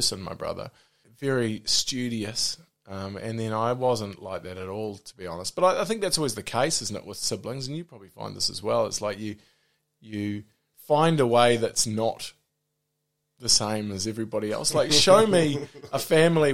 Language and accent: English; Auckland, New Zealand; also born or lived in Whanganui; I was in Auckland until the end of year 11